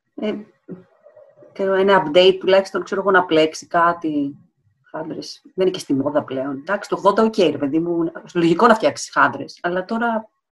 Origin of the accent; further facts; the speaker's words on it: Alexandroupoli, Eastern Macedonia and Thrace, Greece; Είμαι από Αλεξανδρούπολη